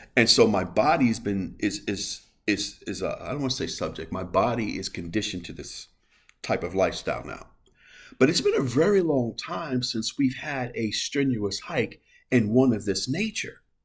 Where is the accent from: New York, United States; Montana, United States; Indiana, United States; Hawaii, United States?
New York, United States; New York City; I am from the Bronx. I am from New York